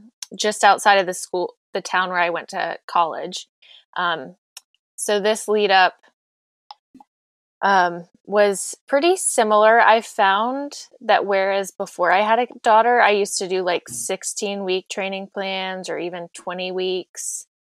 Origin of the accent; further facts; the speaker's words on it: North Carolina, United States; moved away as an adult; also born or lived in Florida; I am a pastor, a mom in North Carolina. I grew up in North Carolina, and after living in Florida for a couple of years, I'm happy to be back.